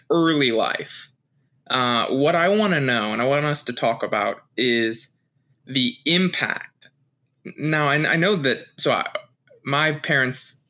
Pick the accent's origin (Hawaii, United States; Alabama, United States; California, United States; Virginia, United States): Virginia, United States; Chesapeake; we were both born in Virginia and Chesapeake, same place where we're at now